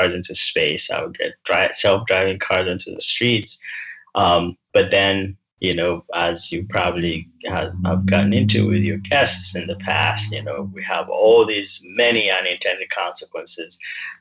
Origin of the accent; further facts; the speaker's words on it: Uganda; now in United States; I grew up in Uganda